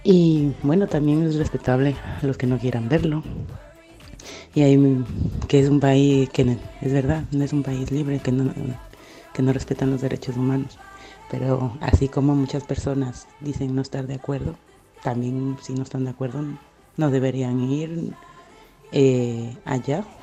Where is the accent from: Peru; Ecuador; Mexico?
Ecuador; now in Spain; yo soy ecuatoriana